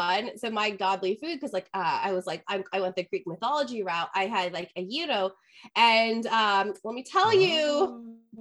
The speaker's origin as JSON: {"language": "English", "country": "India", "said": "So I'm Indian and I grew up eating Indian momos"}